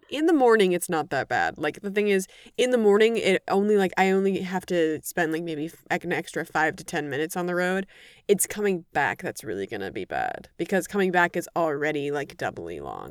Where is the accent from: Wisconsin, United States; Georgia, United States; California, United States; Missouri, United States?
Wisconsin, United States; Madison; now in Chicago, United States; I either grew up right outside of Madison or I grew up in Madison